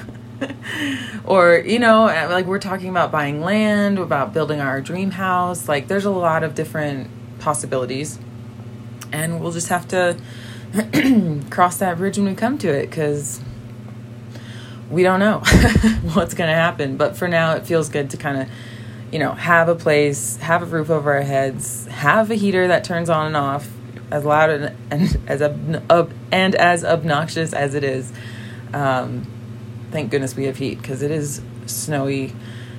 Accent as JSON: {"language": "English", "region": "Massachusetts", "country": "United States", "also_born_or_lived": "Brazil", "first_language": "English", "said": "I'm from Massachusetts, which is a very four seasons kind of area"}